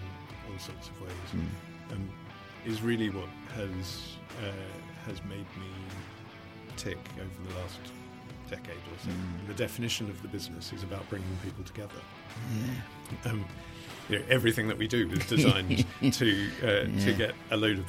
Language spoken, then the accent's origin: English; Australia; growing up in Australia in the 70s, 80s